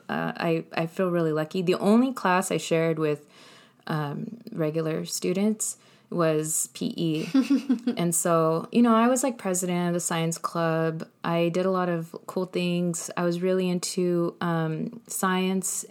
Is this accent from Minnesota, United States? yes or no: no; Colton, California, United States; also born or lived in San Bernardino; I was born in San Bernardino, but raised in Colton